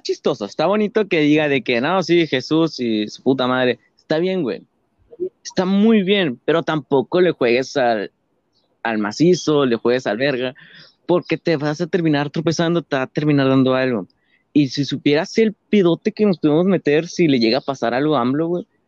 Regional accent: Mexico; como mexicanos

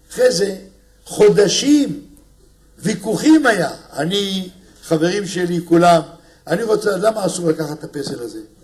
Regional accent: Israel; אני בא מארץ של זחוק, של פלאפל

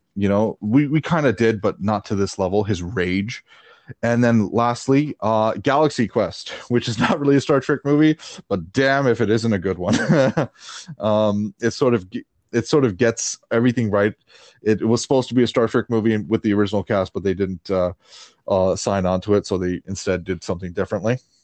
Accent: Canada; I grew up in Canada.

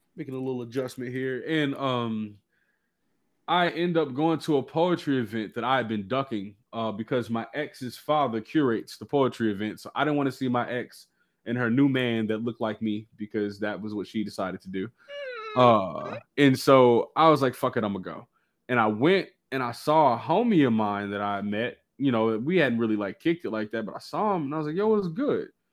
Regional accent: Dallas, Texas, United States; I'm from Dallas, man.

